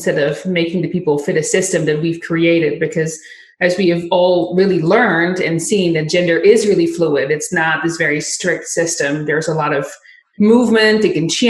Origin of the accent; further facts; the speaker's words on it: Netherlands; I'm from the Netherlands